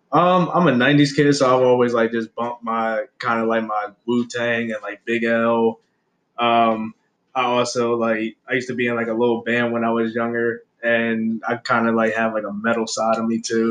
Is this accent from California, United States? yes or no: no; Aberdeen, Maryland, United States; also born or lived in Baltimore; I grew up in Harford County or whatever in Aberdeen. Born out in Aberdeen